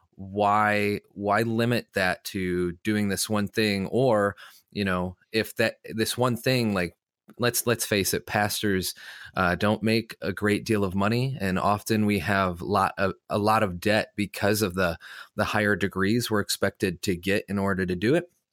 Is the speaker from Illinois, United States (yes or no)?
yes; Illinois, United States; moved away as an adult; also born or lived in Los Angeles, California; I'm from Illinois